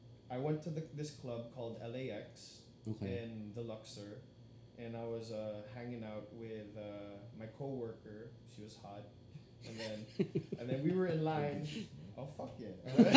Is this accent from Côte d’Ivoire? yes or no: no; Philippines; I know I'm Filipino, but what the fuck, dude?